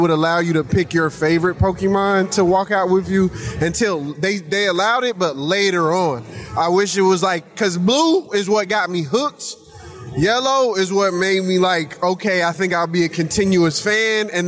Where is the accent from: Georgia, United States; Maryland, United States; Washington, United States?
Georgia, United States; Atlanta; We came all the way from Atlanta, Georgia, just so we could show Austin what we got to do.